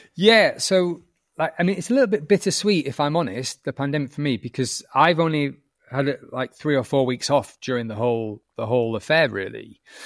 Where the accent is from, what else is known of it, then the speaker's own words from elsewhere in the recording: the north of England, United Kingdom; accent: northern; I'm northern. You might notice that from my accent